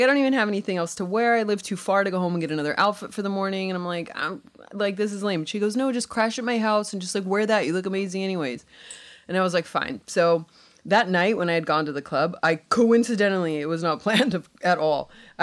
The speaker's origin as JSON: {"language": "English", "region": "California", "country": "United States", "said": "I'm from California"}